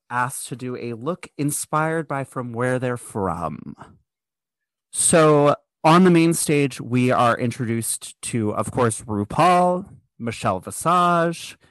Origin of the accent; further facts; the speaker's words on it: United States; I'm American